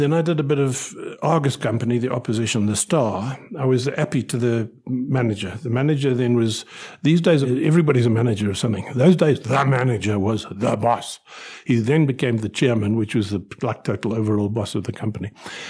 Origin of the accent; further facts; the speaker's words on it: United Kingdom; born there; moved away; I was born in Britain. I was born in the coldest winter of the 20th century in Britain.